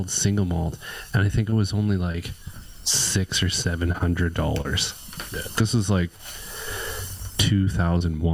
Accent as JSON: {"language": "English", "town": "Sherwood Park", "region": "Alberta", "country": "Canada", "said": "we're from Sherwood Park"}